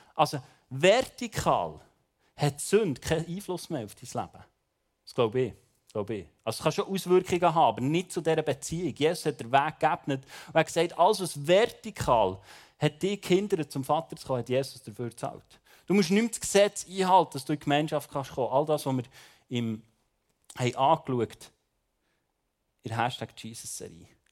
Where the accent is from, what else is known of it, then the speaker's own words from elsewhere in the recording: Bern, Switzerland; ich bin ja Berner